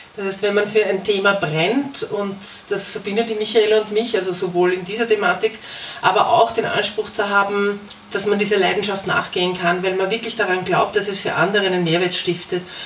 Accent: Vienna, Austria; also born or lived in Germany; aus Wien

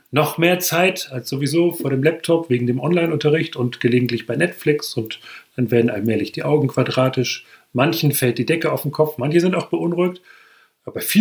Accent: Hesse, Germany; Wenn ich zum Beispiel in meinem Heimatort umherlaufe, das ist ein kleines Dorf in der Nähe von Marburg im hessischen Hinterland

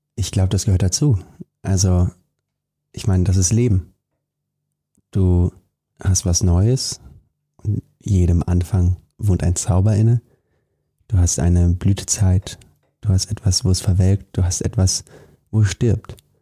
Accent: Germany; wir beide hier, wir sind in Deutschland geboren

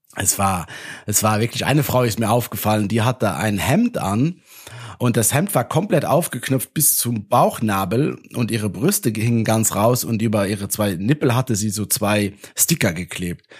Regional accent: Luxembourg; aus meiner Heimat

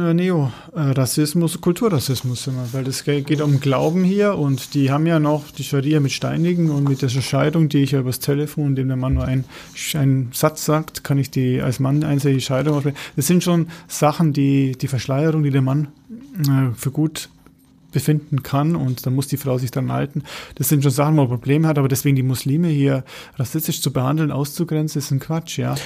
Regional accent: Germany; als äh, Deutscher

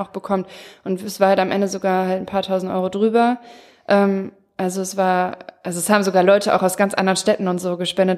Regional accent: Mülheim, Germany; bei uns in Mülheim

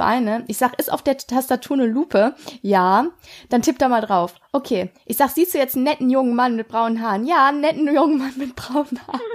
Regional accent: Ruhr area, North Rhine-Westphalia, Germany; bei uns im Ruhrgebiet

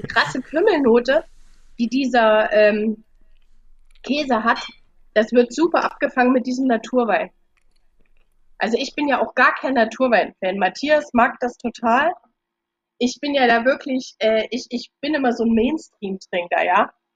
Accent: Germany; wenn ich als Deutsche

